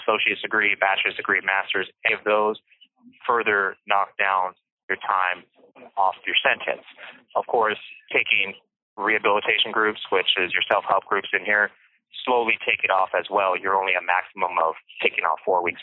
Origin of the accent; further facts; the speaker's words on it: Bakersfield, California, United States; I was born in Bakersfield, California